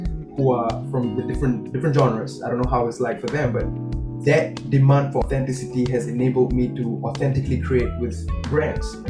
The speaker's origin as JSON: {"language": "English", "country": "Singapore", "said": "I'm a Singaporean boy, I speak Tamil and English"}